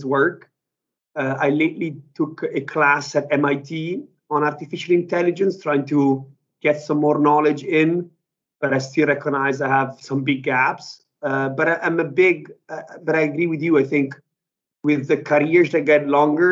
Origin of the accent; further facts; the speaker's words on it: Italy; moved away as an adult; also born or lived in United Kingdom; now in New York, United States; So I'm originally Italian. I grew up in Italy.